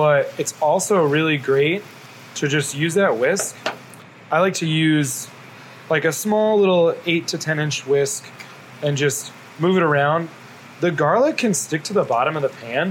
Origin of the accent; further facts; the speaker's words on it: the South, United States; I grew up in the South